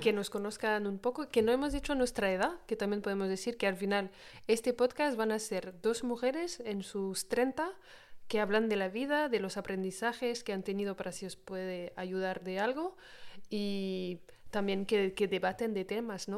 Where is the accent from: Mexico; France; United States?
France; accent: French; first language French; Spanish is a second language; yo soy de, aquí, de Francia, de toda la vida, o sea, he nacido aquí